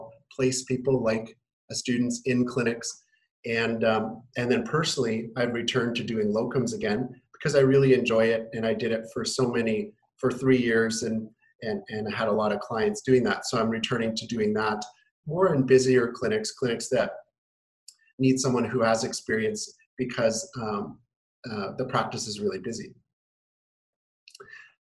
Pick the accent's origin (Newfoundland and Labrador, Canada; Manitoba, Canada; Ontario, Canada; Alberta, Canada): Manitoba, Canada; Winnipeg; now in Kelowna, Canada; I'm from Winnipeg originally.